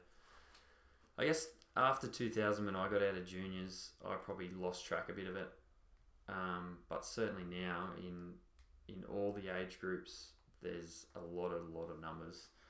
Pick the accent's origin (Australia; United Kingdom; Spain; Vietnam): Australia; I grew up in Merrillville